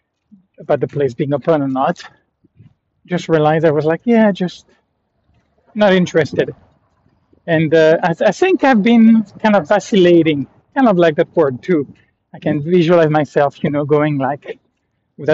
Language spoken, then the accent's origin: English; France; I'm from France